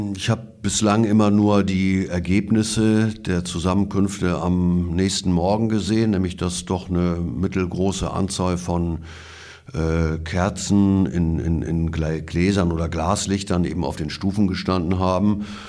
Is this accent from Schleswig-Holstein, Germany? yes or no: yes; Schleswig-Holstein, Germany; bei uns in Schleswig-Holstein